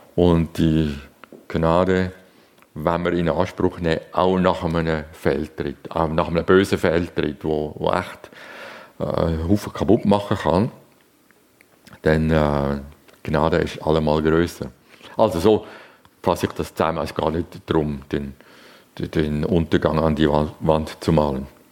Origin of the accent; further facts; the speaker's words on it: Zurich, Switzerland; ich bin in Zürich aufgewachsen